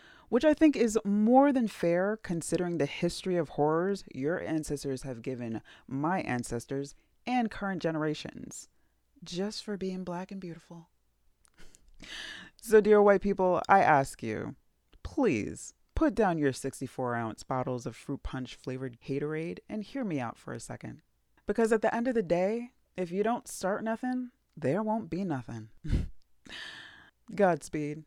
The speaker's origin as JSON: {"language": "English", "town": "New York City", "region": "New York", "country": "United States", "said": "coming from Staten Island, I've seen, like, changes"}